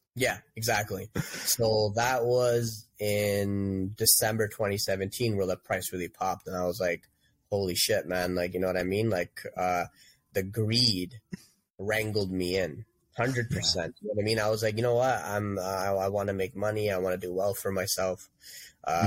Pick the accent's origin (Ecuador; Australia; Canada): Canada; Toronto, Ontario; I grew up in Etobicoke